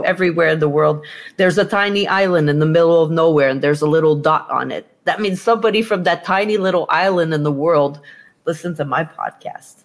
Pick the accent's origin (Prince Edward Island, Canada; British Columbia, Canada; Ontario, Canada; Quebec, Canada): Quebec, Canada; moved away; I'm from Quebec